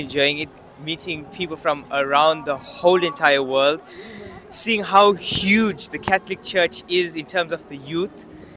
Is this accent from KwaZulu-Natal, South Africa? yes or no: yes; Durban, KwaZulu-Natal, South Africa; I'm from Durban, South Africa.